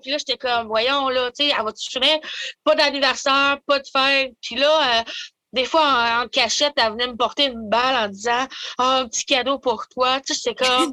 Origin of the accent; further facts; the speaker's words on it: Maniwaki, Quebec, Canada; je viens de Maniwaki, j'ai des origines algonquines, du côté de mon père